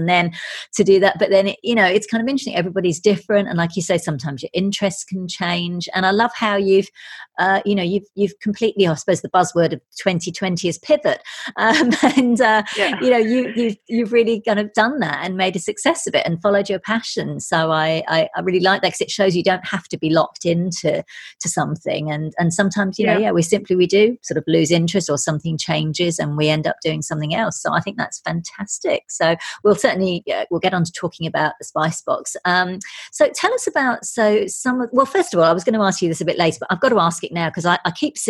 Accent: London, United Kingdom; now in Sydney, Australia; I'm from the UK originally, even though I live in Sydney, Australia. I'm from UK. London's my hometown. I go back, quite often.

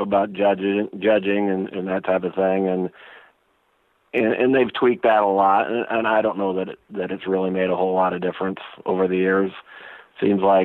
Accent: Nebraska, United States; now in South Dakota, United States; I was born and raised in Nebraska, Cornhusker fan for life, and, you know, we moved up here back in 76, I guess, and then I've been in South Dakota ever since.

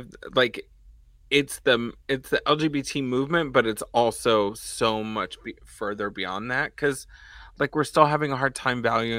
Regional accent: Dallas, Texas, United States; In Dallas.

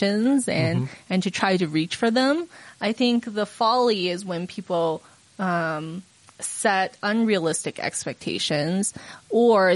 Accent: Utah, United States; also born or lived in China / Southern California; I was made in China, but I grew up in Utah

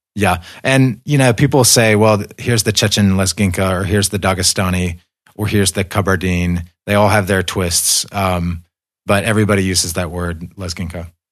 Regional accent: United States; moved away as an adult; also born or lived in Caucasus; I viewed this list as American

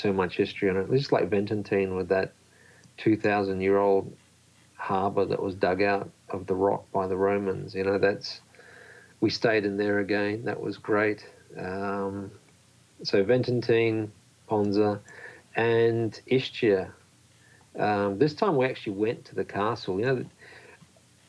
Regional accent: Australia; moved away; also born or lived in Poland; I was actually born in Poland and grew up in Australia.

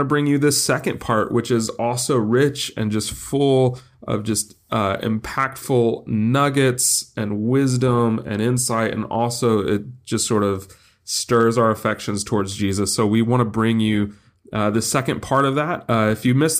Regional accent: Los Angeles, California, United States; my hometown of Los Angeles

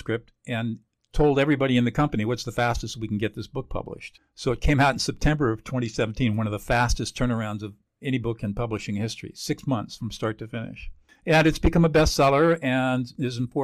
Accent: Southern California, United States; I was born and raised in Southern California

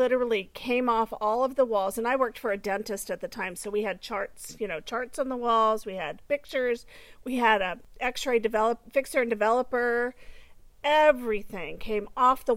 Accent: SoCal, California, United States; Henry was actually my school bus driver when I was growing up, because I grew up in SoCal.

